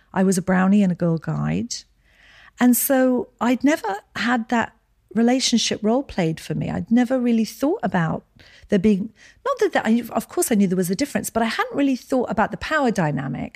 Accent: Edinburgh, Scotland, United Kingdom; moved away; So I was born in Edinburgh, Scotland.

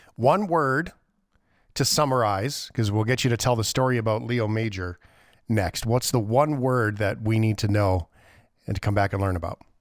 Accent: Canada; as a Canadian

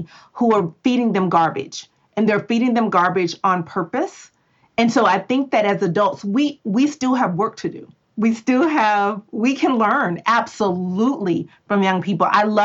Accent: Texas, United States; I'm from Texas

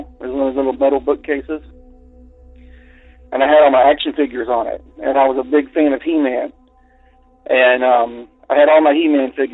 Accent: Central Florida, United States; I grew up in Central Florida in rural areas

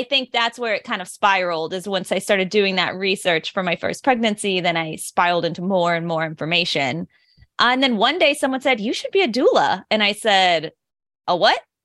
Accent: suburb of St. Louis, Illinois side, United States; I am from, like, the Saint Louis, Missouri area, but actually in a suburb of Saint Louis on the Illinois side

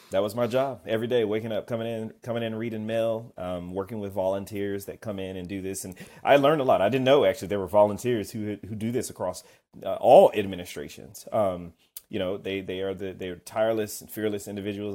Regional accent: Kennesaw, Georgia, United States; I'm from Kennesaw, Georgia. But that's where I grew up, outside of Atlanta.

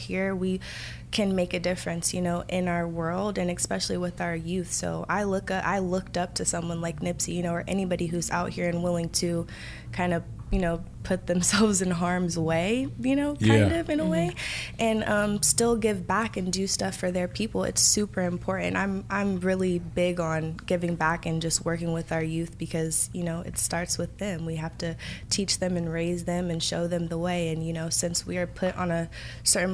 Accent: Los Angeles, California, United States; accent: Valley girl; now in San Fernando Valley, United States; I grew up over in Crenshaw

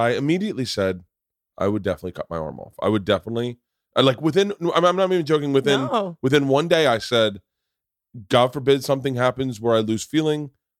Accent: Tampa, Florida, United States; I went to school in Florida State. I grew up in Tampa.

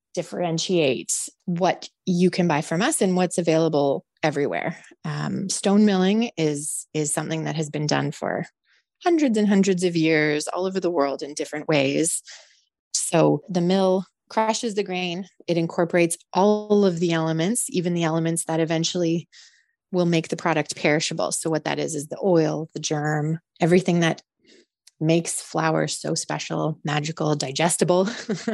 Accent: Calgary, Alberta, Canada; I grew up in the prairies. I grew up very connected to the agricultural community, even though I am from Calgary

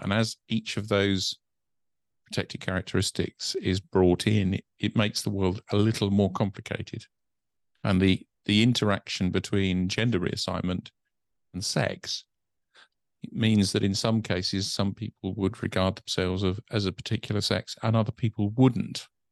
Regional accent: United Kingdom; being British

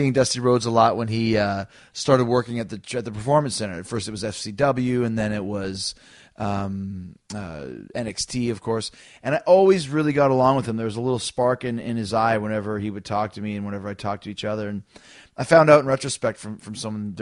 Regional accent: Winnipeg, Manitoba, Canada; growing up in Canada

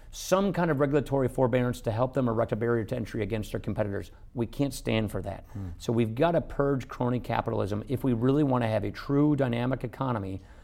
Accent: Wisconsin, United States; Look, I come from Wisconsin.

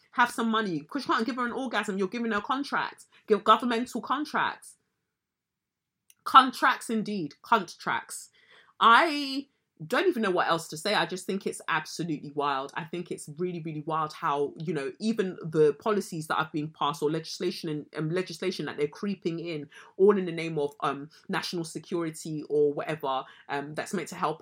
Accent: United Kingdom; we as the British public

